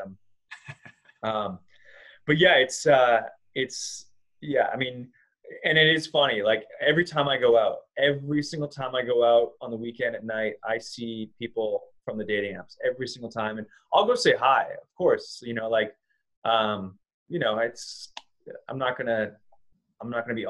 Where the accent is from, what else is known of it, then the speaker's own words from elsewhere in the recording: Vancouver, British Columbia, Canada; moved away as an adult; also born or lived in Los Angeles / Costa Rica; I'm from Vancouver. We're both from this area.